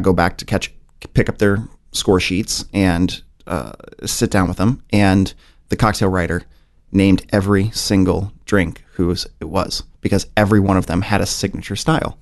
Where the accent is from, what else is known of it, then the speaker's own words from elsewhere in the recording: St. Louis, Missouri, United States; also born or lived in Kansas City; I spent most of my life in Saint Louis